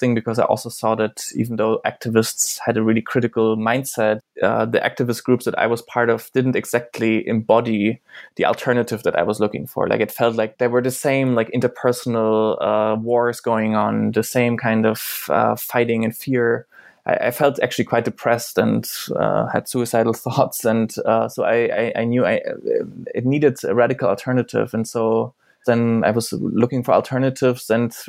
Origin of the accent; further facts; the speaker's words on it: East Germany, Germany; English is a second language; in the part where I grew up in, I come from Eastern Germany, was post-socialist.